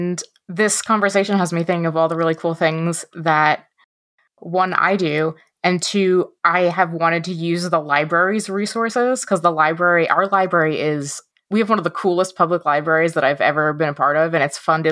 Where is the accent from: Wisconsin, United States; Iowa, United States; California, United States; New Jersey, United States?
New Jersey, United States; now in Michigan, United States; And I grew up in North Jersey, right outside New York City. And now I live in the middle of Michigan.